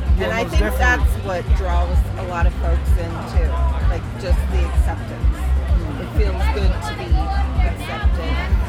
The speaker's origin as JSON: {"language": "English", "town": "Phoenix", "region": "Arizona", "country": "United States", "tie": "born or raised there", "said": "I'm a native of here. I've lived here my entire life. Not in Kingman. I'm originally from Phoenix, but yeah, in the state."}